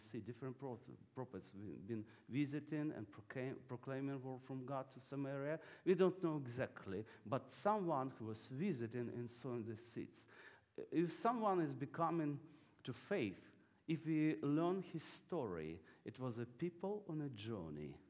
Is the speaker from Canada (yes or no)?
no; Ukraine; English is a second language